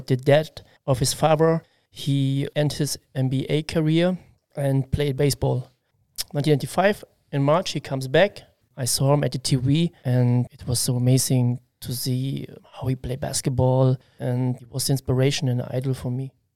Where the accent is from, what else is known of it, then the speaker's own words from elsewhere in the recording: Halle, Saxony-Anhalt, Germany; English is a second language; now in Koblenz, Germany; I am from East Germany, Halle Saale, and I was born 1981